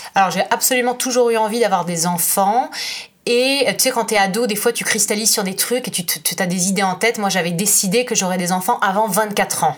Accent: France; moved away as an adult; now in Florence, Italy; je suis française, je vis en Italie depuis 9 ans

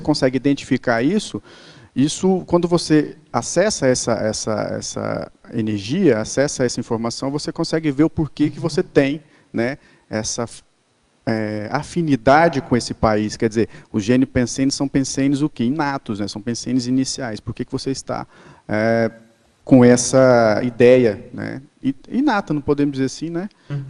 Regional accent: Brazil; a gente não é europeu, nós somos brasileiros

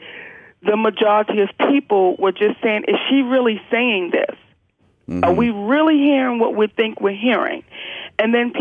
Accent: Baltimore, Maryland, United States; I'm from Baltimore, Maryland

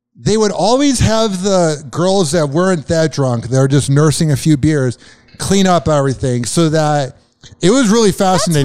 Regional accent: suburb of Chicago, Illinois, United States; accent: Midwest; moved away; down a block from where I grew up in Illinois.

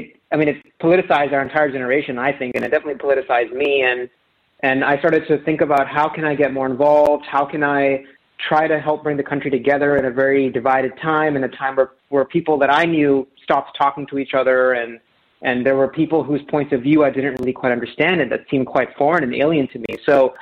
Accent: New York, United States; also born or lived in Los Angeles; I was born and raised in New York.

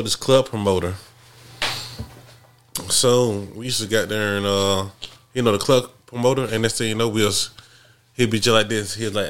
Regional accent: Alabama, United States; I said, "I'm from Alabama."

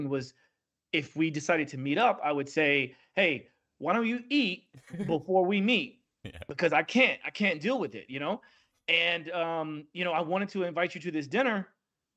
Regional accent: United States; I'm from the Midwest, from the South

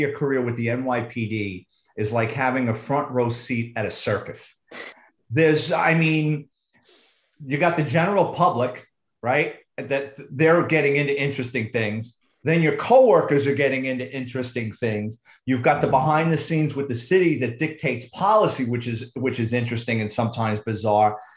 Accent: New York City, New York, United States; I grew up in the Bronx. I'm a Bronx kid

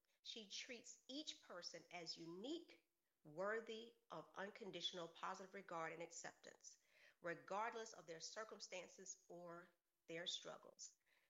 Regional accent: Savannah, Georgia, United States; I am from Savannah

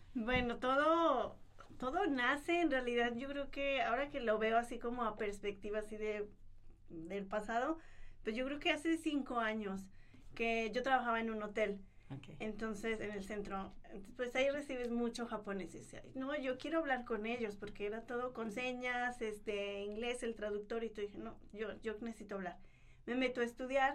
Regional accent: Mexico; nosotros como mexicanos

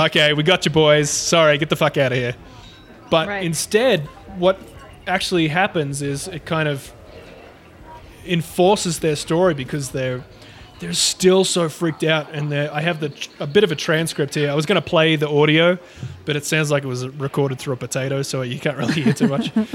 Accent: Australia; accent: Aussie; my Aussie accent

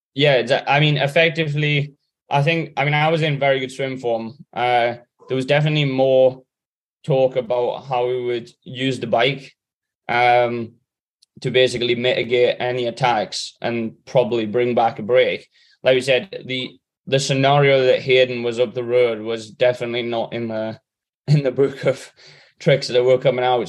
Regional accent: England, United Kingdom; me, Sam, and Alex being the English guys

